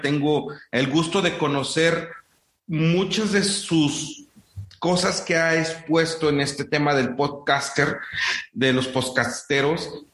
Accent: Morelos, Mexico; para mi tierra, en, el centro de México, en Morelos

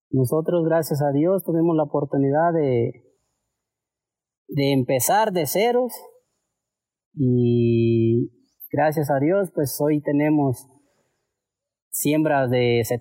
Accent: Salguero, Michoacán, Mexico; Yo soy originario del pueblo de Salguero, Michoacán.

